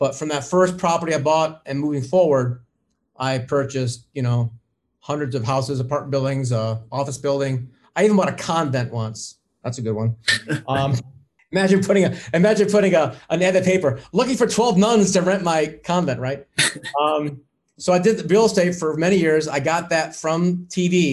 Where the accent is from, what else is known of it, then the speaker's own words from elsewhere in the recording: Ohio, United States; I was from Ohio